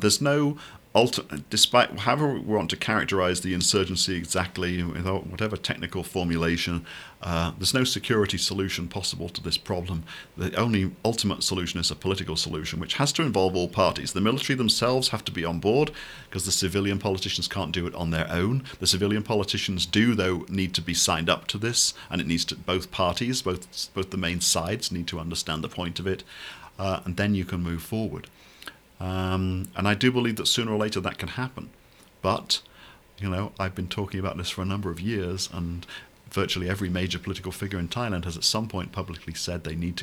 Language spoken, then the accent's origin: English; United Kingdom; I come from the United Kingdom of Great Britain and Northern Ireland